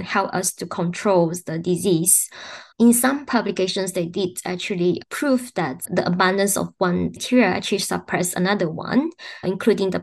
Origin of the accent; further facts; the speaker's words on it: Sarawak, Malaysia; moved away; I was born in Sarawak, Borneo Islands. So I went back to my home state